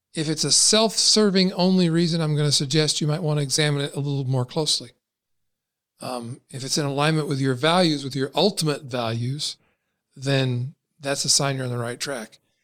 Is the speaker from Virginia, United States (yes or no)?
no; Kentucky, United States; I was born and raised in Kentucky